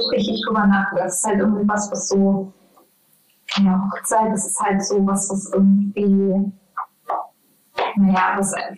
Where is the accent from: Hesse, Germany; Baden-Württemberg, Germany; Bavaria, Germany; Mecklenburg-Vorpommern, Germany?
Mecklenburg-Vorpommern, Germany; moved away; ich komme ja aus dem, aus dem Mecklenburg